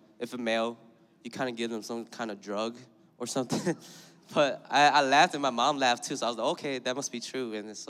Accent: Saint Paul, Minnesota, United States; moved away; I'm from St. Paul, Minnesota, and I'm Hmong. And I'm a junior, my third year

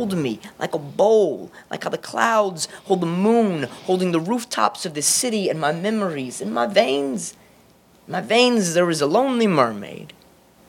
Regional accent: New Orleans, Louisiana, United States; now in Austin, United States; I live in Austin, Texas, but I hail from New Orleans

